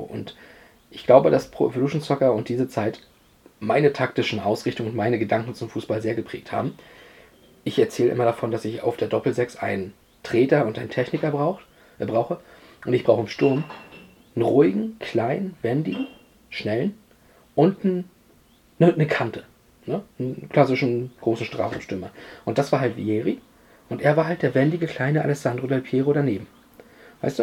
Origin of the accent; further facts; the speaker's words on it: Germany; uns als Deutsche